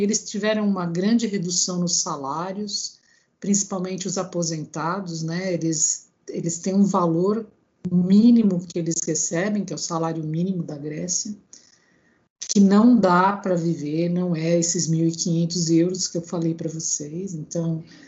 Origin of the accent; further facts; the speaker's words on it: Brazil; moved away as an adult; now in Greece; eu nasci no Brasil, mas eu tenho cidadania grega, né? Ah. Porque ambos os meus pais são gregos.